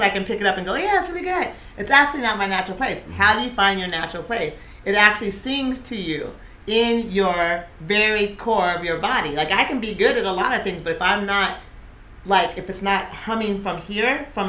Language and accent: English; Costa Rica; Because I came from Costa Rica there.